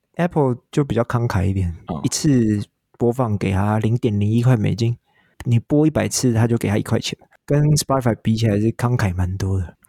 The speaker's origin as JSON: {"language": "Chinese", "country": "Taiwan", "said": "像我台湾人"}